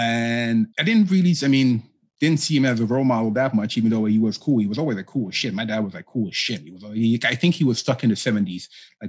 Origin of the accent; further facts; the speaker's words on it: Amsterdam, North Holland, Netherlands; born there; I mean, I was born in 81 in Holland.